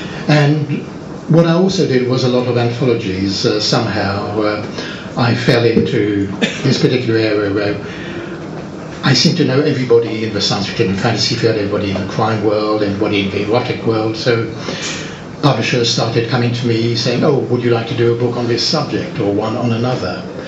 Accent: France; now in Barnet, United Kingdom; I was brought up in France, as my parents set up business there, and I lived in France, and actually have never been to school in England

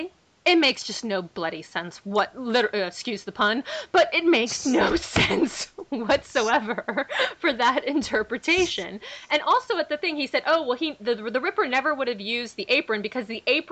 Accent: United States; I am American.

